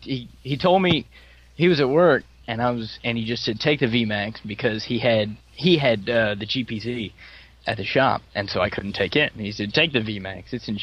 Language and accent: English; United States